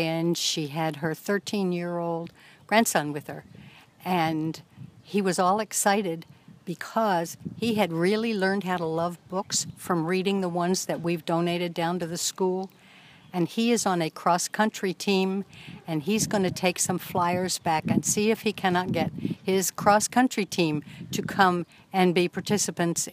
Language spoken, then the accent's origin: English; Annapolis, Maryland, United States; moved away; I'm originally from Annapolis, Maryland, and the first library that I was familiar with was called Reynolds Tavern